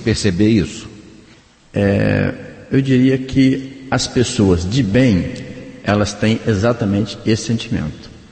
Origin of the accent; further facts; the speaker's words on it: Bom Jesus, Brazil; eu sou de Bom Jesus, então, é, cidade do interior, a gente tem esse hábito de cumprimentar todo mundo